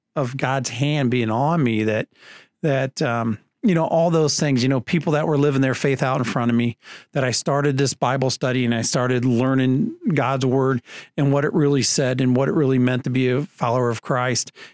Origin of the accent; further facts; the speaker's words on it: Leo, Indiana, United States; also born or lived in South Carolina; I'm from Leo, Indiana, which is just north of Fort Wayne